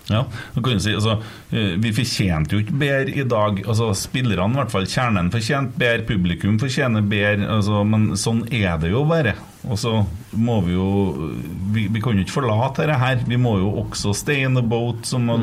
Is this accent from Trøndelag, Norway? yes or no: yes; Trøndelag, Norway